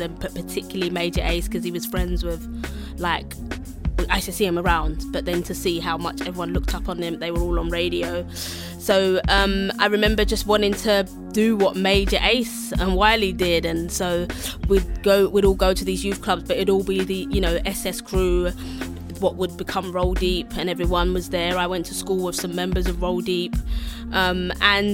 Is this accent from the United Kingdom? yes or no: yes; London, United Kingdom; we're from East